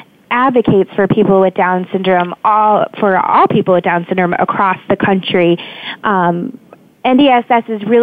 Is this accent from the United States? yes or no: yes; Kansas City, United States; moved away as an adult; now in Washington, D.C., United States; I'm from Kansas City, and growing up, I mentored for a young woman with Down syndrome